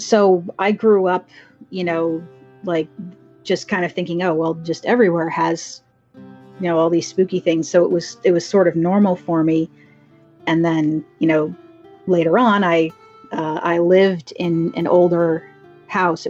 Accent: Dublin, Pennsylvania, United States; moved away as an adult; also born or lived in Doylestown, Pennsylvania; now in Virginia, United States; I lived in Bucks County, Pennsylvania for most of my life. I grew up in Dublin, and until I moved down to Virginia, I lived in Doylestown.

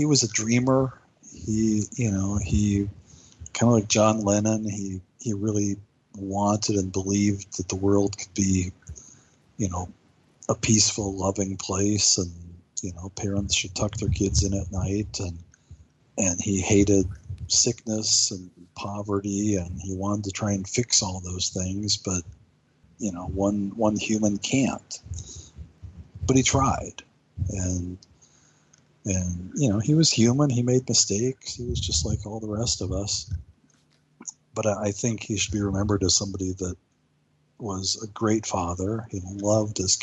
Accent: United States; I'm an American guy.

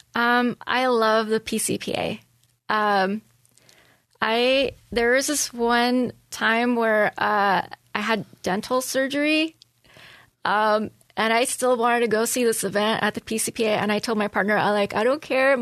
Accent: Los Angeles, California, United States; born or raised there; moved away as an adult; also born or lived in San Francisco; now in Poway, United States

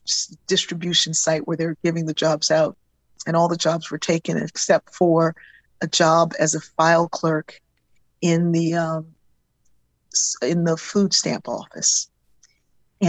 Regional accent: Wilmington, Delaware, United States; I grew up in Wilmington, Delaware

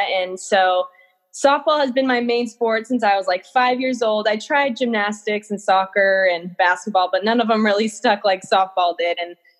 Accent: Simi Valley, California, United States; I grew up in Simi Valley, California.

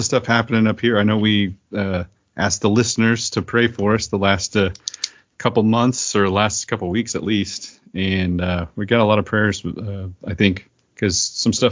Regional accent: Oklahoma, United States; moved away as an adult; now in Seattle, United States; we are moving back to my home state of Oklahoma

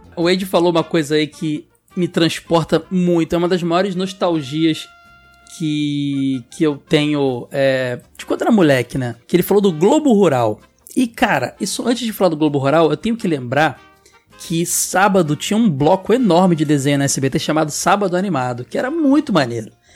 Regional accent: Rio de Janeiro, Brazil; eu e o Ed e Sora somos do Rio

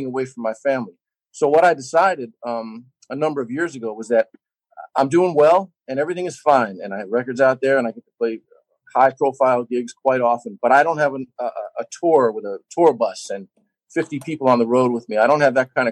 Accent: New York, United States; as a kid growing up in New York

